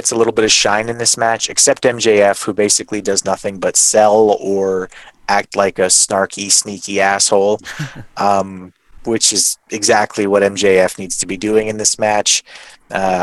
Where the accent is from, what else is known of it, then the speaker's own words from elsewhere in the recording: Winnipeg, Manitoba, Canada; I'm from Winnipeg